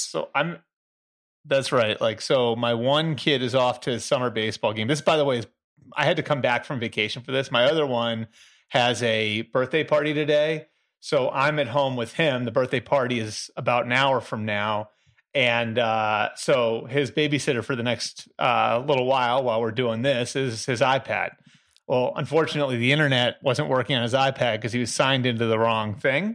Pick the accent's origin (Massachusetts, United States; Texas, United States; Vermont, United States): Massachusetts, United States; Boston; I'm from Boston area